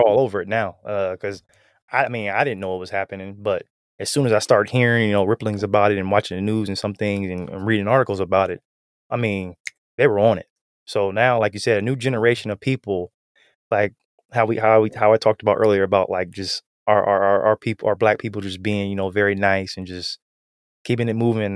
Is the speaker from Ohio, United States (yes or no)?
yes; Canton, Ohio, United States; I'm from Canton, so we're both some, some Ohioans